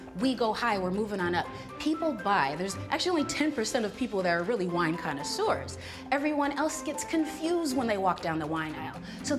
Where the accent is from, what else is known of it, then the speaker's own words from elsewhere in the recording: Chicago, Illinois, United States; I'm from Chicago